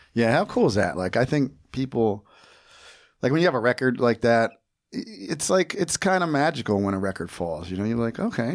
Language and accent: English; New Jersey, United States; I grew up in New Jersey and I live there now again